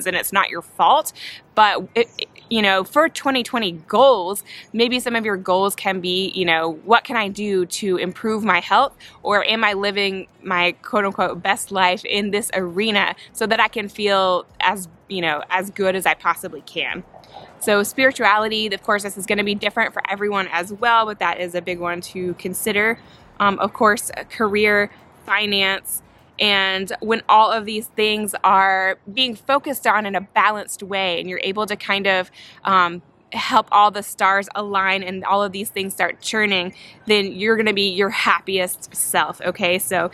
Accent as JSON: {"language": "English", "town": "Spartanburg", "region": "South Carolina", "country": "United States", "tie": "born or raised there", "also_born_or_lived": "Atlanta, Georgia", "moved": "as an adult", "lives_now": "Birmingham, United States", "said": "I grew up in Spartanburg, South Carolina."}